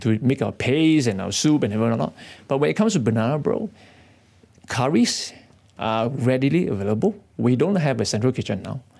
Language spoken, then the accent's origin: English; Kedah, Malaysia; moved away as an adult; now in Kuala Lumpur, Malaysia; I come from Kedah